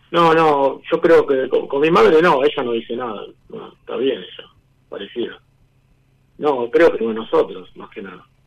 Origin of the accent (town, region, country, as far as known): Banfield, Buenos Aires Province, Argentina